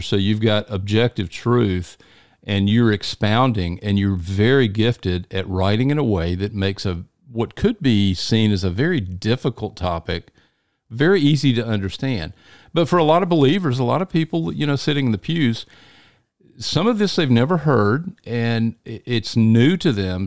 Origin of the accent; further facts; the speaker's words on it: Deep South, United States; in the deep south, where almost everybody you run into is a Christian